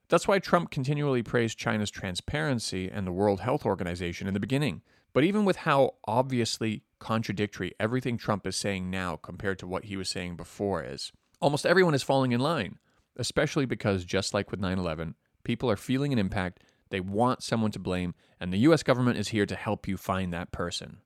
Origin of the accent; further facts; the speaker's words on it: Canada; moved away; Even as a Canadian